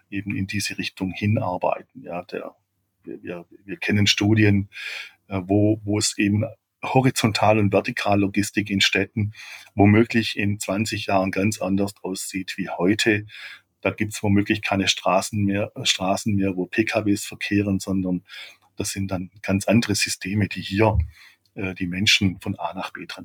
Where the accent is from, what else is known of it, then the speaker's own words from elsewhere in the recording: Baden-Württemberg, Germany; wie ich es eigentlich bin als Schwabe